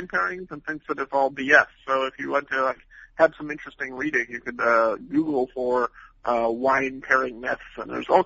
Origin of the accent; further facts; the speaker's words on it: the Northwest, Pacific Northwest, United States; now in North Carolina, United States; I'm a fish guy growing up in the Northwest